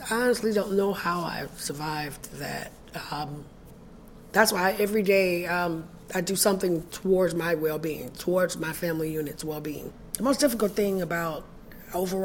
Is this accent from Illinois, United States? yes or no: yes; Chicago, Illinois, United States; I'm originally from Chicago, Illinois. Grew up in welfare and projects in Chicago.